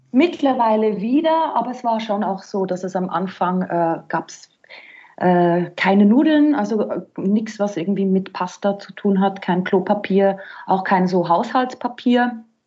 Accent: Switzerland; moved away as an adult; now in Vienna, Austria; ich bin gebürtige Schweizerin und bin dann vor zwölf Jahren nach Österreich und ja, da bin ich jetzt

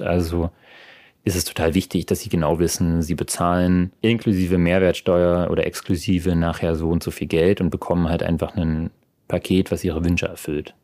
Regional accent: Berlin, Germany; moved away as an adult; now in Freiburg, Germany; meinen Geburtsort Berlin liebe und jedes Mal, wenn ich wieder da bin, auch immer wieder auch einfach nur zu Hause bin

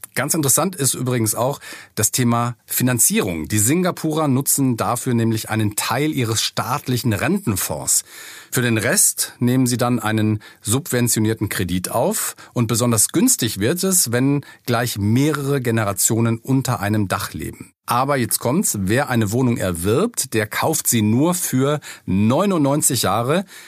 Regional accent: Germany; bei uns in Deutschland

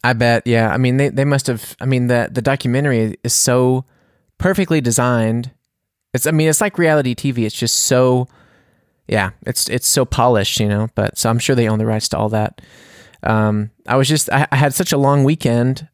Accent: United States; now in Bavaria, Germany; I'm American

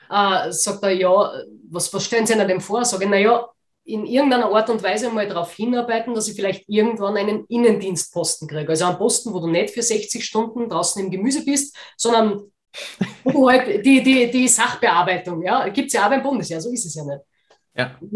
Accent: Austria; ich weiß nicht, wie das bei euch in Deutschland ist, aber bei uns in Österreich gibt es ja Werbekampagnen dafür.

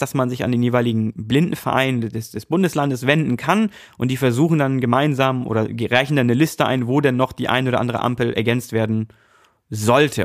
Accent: Hamburg, Germany; also born or lived in North Rhine-Westphalia; geboren in NRW, aber äh, groß geworden oder aufgewachsen in Hamburg. Also ich bin eigentlich ein rediger Hamburger

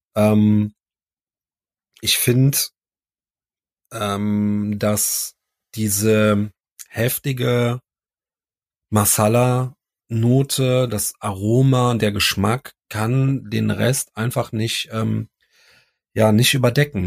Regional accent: Cologne, North Rhine-Westphalia, Germany; wir sind ja Kölner

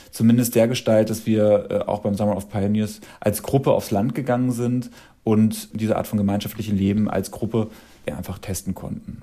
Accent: Dachau, Bavaria, Germany; moved away; also born or lived in Munich; Ich komme ja aus, aus Dachau und ich habe in, in München gewohnt und bin 2003, nee, 2005 von dort weggezogen.

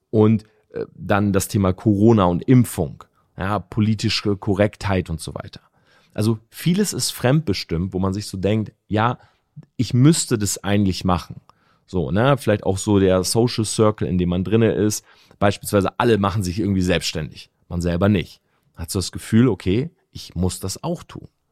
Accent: Delmenhorst, Lower Saxony, Germany; moved away as an adult; also born or lived in Oldenburg; now in Munich, Germany; ich wohne ja in München, ich komme aus Delmhorst, ne, das ist äh, sieben, acht Stunden Autofahrt.

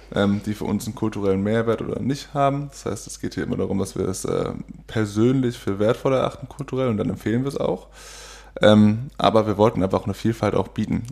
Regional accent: Oldenburg, Lower Saxony, Germany; moved away as an adult; now in Cologne, Germany; Ich bin äh, in Oldenburg geboren. Mhm. Das ist in Niedersachsen

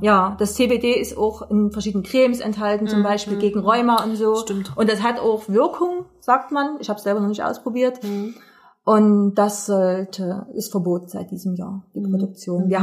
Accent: East Germany, Germany; bei uns in Ostdeutschland

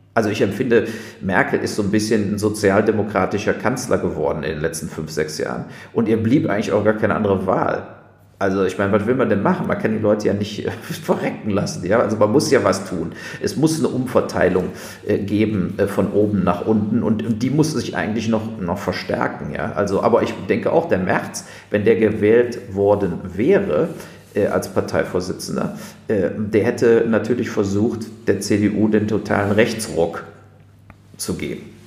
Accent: Germany; als Deutsche

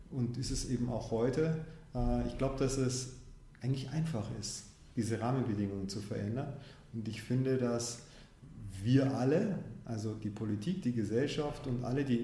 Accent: Munich, Bavaria, Germany; also born or lived in Tanzania; Ich bin selbst in München auch geboren. In, als ich fünf war, sind meine Eltern nach Tansania. Als ich zwölf war, haben sie sich getrennt. Meine Mutter, meine Schwester und ich sind wiederum zurück nach München.

